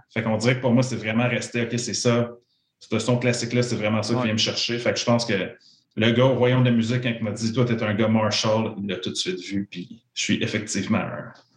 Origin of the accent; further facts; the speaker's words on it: Joliette, Quebec, Canada; je viens de la, région de Joliette